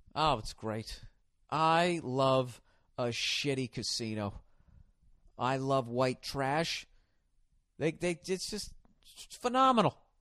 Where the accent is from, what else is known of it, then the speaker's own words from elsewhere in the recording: the North, United States; I'm from the north